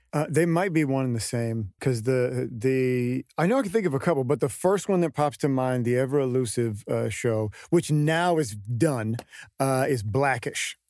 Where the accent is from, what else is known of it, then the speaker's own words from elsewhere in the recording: Stockton, California, United States; the first, you know, seventeen years of my life was in uh, Stockton, it's a very interesting town